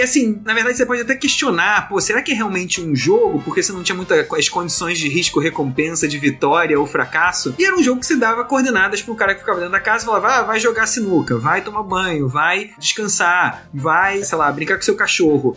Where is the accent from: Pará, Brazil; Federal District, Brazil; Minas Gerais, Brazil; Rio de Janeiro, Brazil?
Rio de Janeiro, Brazil; eu sou do Rio de Janeiro